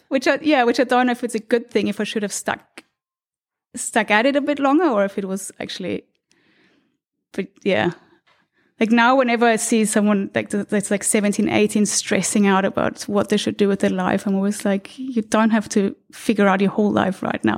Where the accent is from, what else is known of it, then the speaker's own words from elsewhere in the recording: Austria; moved away; I was born in Austria, in a small city outside of Vienna